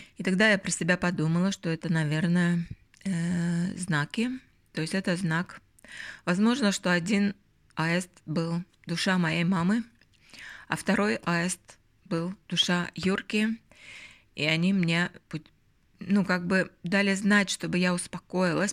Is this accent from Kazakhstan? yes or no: no; Northern Belarus, Belarus; now in Helsinki, Finland; у нас вот в Белоруссии, в Северной Белоруссии и в Латвии